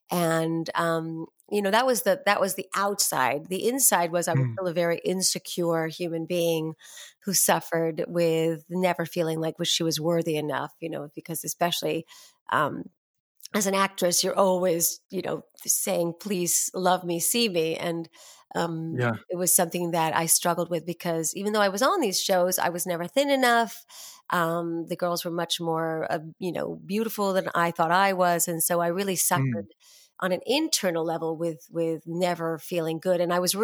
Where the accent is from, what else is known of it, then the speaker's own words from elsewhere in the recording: New York City, New York, United States; I started out as I was born and raised in New York City, and both my parents were actors, but they stopped really professionally acting by the time I was born.